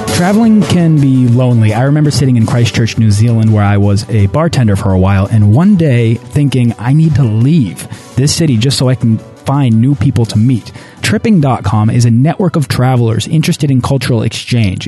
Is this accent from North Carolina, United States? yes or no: no; Boston, Massachusetts, United States; I'm from Boston.